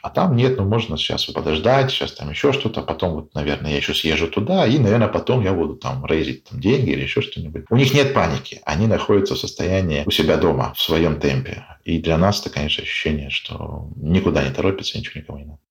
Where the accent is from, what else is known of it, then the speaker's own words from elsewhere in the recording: Russia; мы там из России